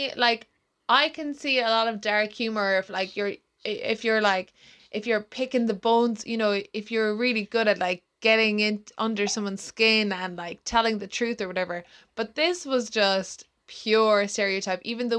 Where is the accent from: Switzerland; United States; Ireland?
Ireland; accent: Irish